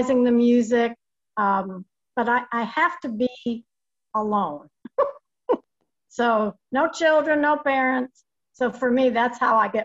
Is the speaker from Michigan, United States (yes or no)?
no; New York, United States; also born or lived in Lexington, Kentucky; now in Winchester, United States; I was born and raised in New York